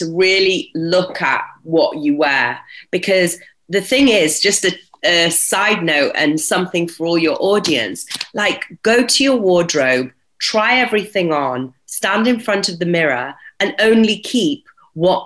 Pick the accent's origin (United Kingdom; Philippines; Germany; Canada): United Kingdom; Yorkshire and the Humber; growing up in Yorkshire was, and seeing my dad as an entrepreneur was very inspiring